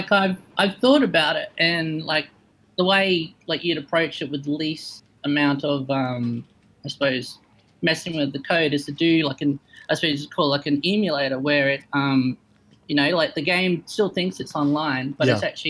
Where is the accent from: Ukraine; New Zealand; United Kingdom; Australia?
Australia; I'm from Australia.